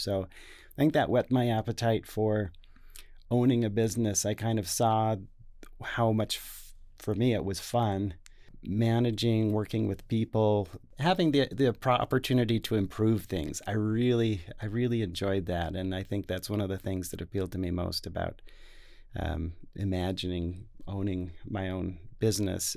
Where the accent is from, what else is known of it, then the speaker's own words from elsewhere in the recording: Salt Lake City, Utah, United States; also born or lived in Taiwan; here in Salt Lake City, so this is my hometown. I grew up on the, the west side